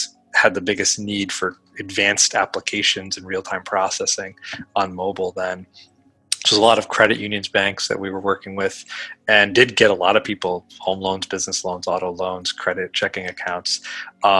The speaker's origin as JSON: {"language": "English", "region": "Connecticut", "country": "United States", "tie": "born or raised there", "said": "I grew up in Connecticut"}